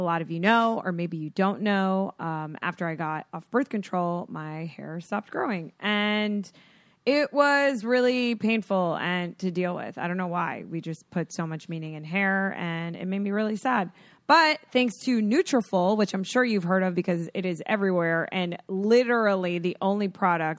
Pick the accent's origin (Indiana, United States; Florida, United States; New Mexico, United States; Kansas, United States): Florida, United States; I grew up in Florida